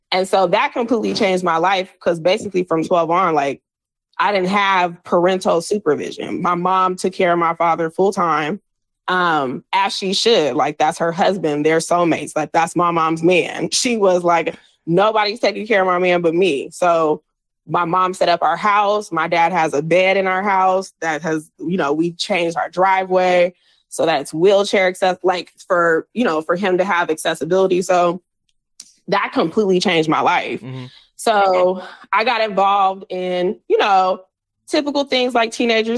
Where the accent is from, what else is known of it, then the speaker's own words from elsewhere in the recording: San Diego, California, United States; moved away as an adult; now in Los Angeles, United States; So I'm from San Diego